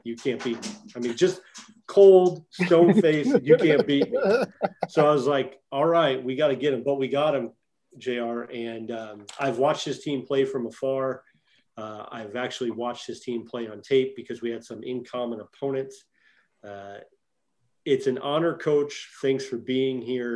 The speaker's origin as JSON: {"language": "English", "town": "St. Louis", "region": "Missouri", "country": "United States", "tie": "born or raised there", "said": "I am a St. Louis native myself. I went to Windsor High School. I was born in St. Mary's Hospital in downtown St. Louis"}